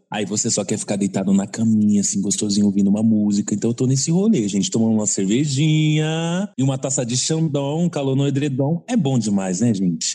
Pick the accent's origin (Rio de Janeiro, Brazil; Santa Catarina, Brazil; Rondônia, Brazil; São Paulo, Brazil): São Paulo, Brazil; also born or lived in Brás, São Paulo; hoje em dia, eu moro na região do Brás, me mudei recentemente, mas sempre morei ali no Jaraguá